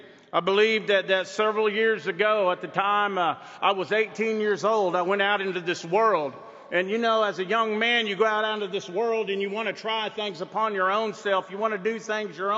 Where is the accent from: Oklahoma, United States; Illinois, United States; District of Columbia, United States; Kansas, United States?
Oklahoma, United States; Muscogee Reservation; I'm from the Muskogee Reservation in Oklahoma